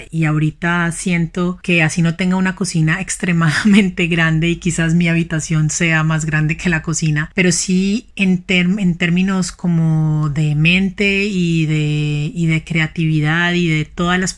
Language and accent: Spanish; Cali, Valle del Cauca, Colombia; Soy una caleña apasionada inmensamente por la cocina vegetal.